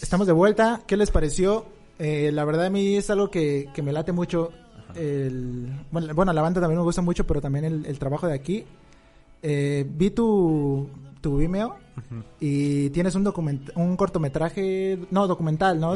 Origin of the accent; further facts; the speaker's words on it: Mexico City, Mexico; moved away; yo soy de, Ciudad de México, ¿no? Y ahorita pues estamos radicando en otro estado